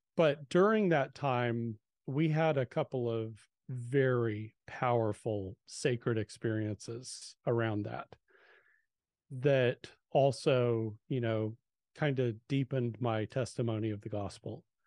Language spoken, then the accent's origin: English; Southern California, United States; I, I grew up in Southern California